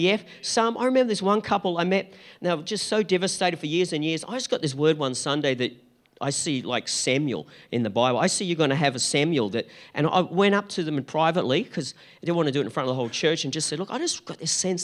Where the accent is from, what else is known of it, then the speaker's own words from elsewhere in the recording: Gold Coast, Queensland, Australia; we're from the Gold Coast